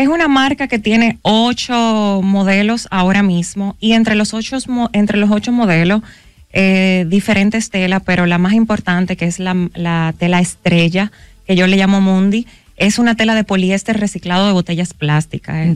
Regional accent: Dominican Republic; como buen dominicano

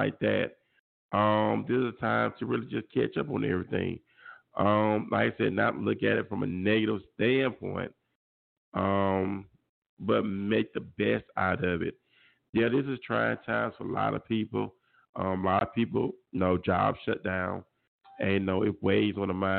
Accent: Mobile, Alabama, United States; coming to you live from my hometown. My hometown of Mobile, Alabama

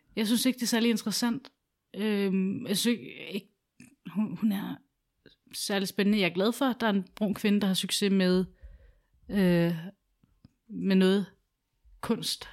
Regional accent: Albertslund, Capital Region of Denmark, Denmark; moved away as an adult; also born or lived in Sydhavn, Copenhagen; now in Copenhagen, Denmark; jeg var flyttet fra Alberslund tidligere og til Sydhavn

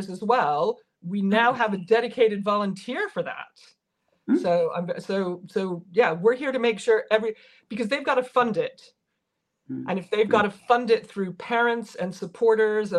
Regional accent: United States; As an American

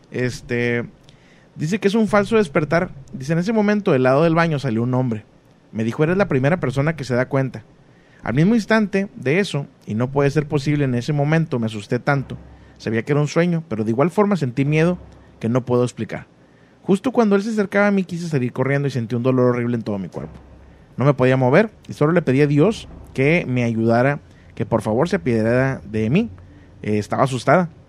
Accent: Chetumal, Quintana Roo, Mexico; La chetumaleña, soy la de Chetumal, Quintana Roo

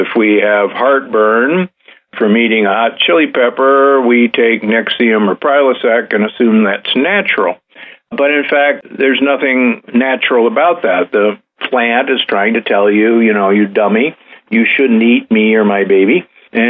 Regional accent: United States; moved away; also born or lived in Omaha, Nebraska / Milwaukee, Wisconsin; I grew up in Omaha, Nebraska and Milwaukee, Wisconsin

